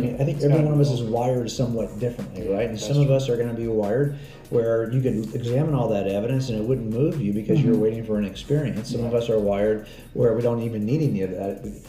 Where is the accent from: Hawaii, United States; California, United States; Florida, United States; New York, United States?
California, United States; Southern; now in Northeast Texas, United States; we're from Southern California.